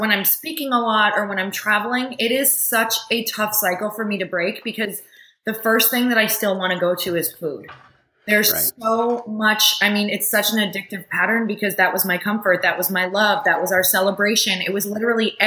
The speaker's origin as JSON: {"language": "English", "region": "Upper Michigan", "country": "United States", "tie": "born or raised there", "said": "I grew up in Upper Michigan in a tiny town"}